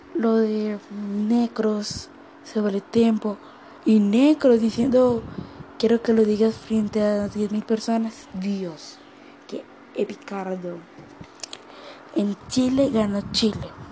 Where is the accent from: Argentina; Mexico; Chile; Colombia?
Colombia; en mi país, Colombia